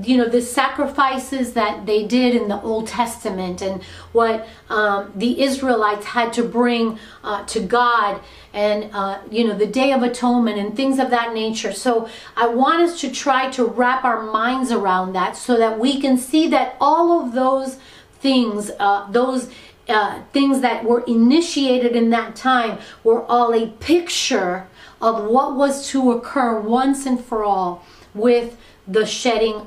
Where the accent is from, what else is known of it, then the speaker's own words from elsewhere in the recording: Miami, Florida, United States; being born and raised in Miami